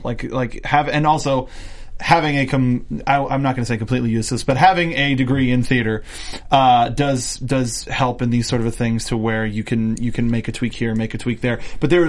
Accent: Canada; I'm from Canada.

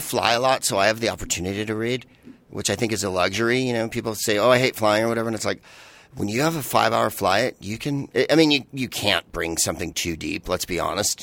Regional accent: San Francisco, California, United States; I'm from San Francisco

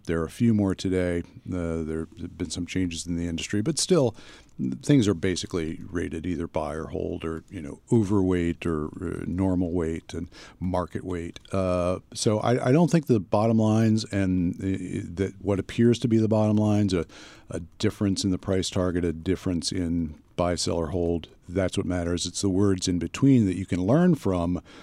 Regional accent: near King of Prussia, Pennsylvania, United States; moved away; I was at King of Prussia Mall uh, in, uh, in, or near my hometown

